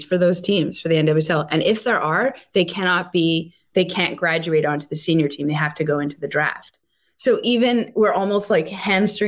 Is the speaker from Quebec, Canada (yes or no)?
yes; Montreal, Quebec, Canada; I'm from Montreal